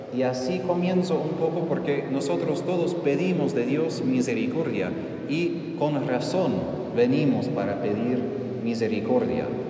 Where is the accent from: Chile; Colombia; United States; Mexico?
United States; Spanish is a second language; moved away; soy estadounidense